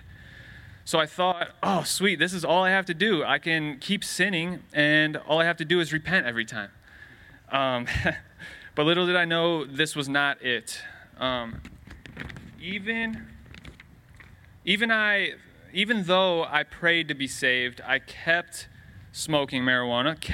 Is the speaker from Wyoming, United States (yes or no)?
no; Lucas, Ohio, United States; also born or lived in Medina, Ohio; Then my parents, my brother, and I moved to Lucas, Ohio, a small country town with one traffic light, where I was raised until the end of eighth grade